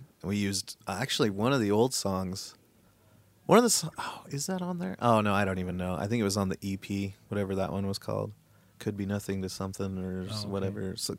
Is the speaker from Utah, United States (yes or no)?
yes; West Valley City, Utah, United States; We're from Dubville, baby.